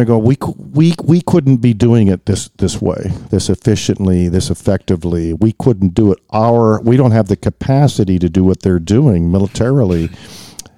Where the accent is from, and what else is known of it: United States